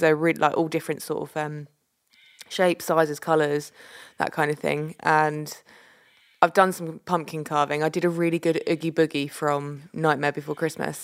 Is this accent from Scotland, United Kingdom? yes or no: yes; Scotland, United Kingdom; moved away; also born or lived in England; when I was up in Scotland, we did trick-or-treating